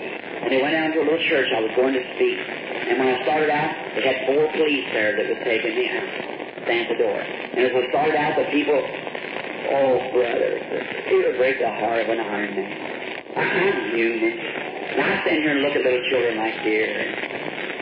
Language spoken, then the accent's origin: English; the South, United States; also born or lived in Jeffersonville, Indiana; I'm from the South